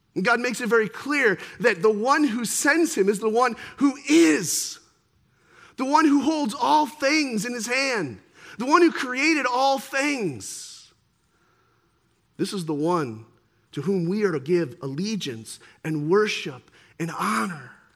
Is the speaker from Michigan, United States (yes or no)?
yes; near Detroit, Michigan, United States; I grew up here near Detroit